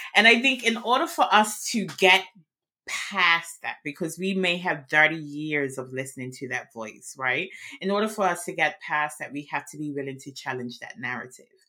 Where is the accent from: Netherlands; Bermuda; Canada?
Bermuda; now in Worcester, United Kingdom; I'm outside of London in Worcester, England, which is in the West Midlands, but I'm originally from Bermuda.